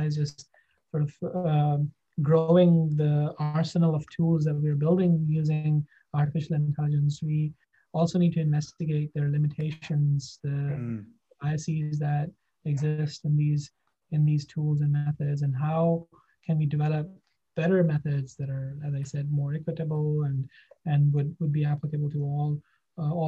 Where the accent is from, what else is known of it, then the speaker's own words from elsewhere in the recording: Pakistan; moved away as an adult; also born or lived in Japan / Okinawa / Singapore / Baltimore; now in Boston, United States; I'm from Pakistan. I did my undergrad there